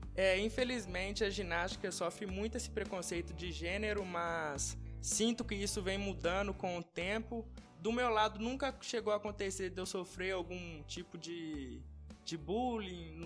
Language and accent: Portuguese; Ouro Preto, Minas Gerais, Brazil; sou nascido aqui em Ouro Preto